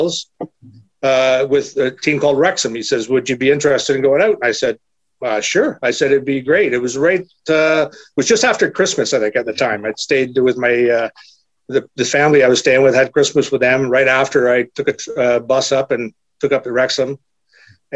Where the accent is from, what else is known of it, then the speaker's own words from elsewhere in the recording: Canada; moved away; being Canadian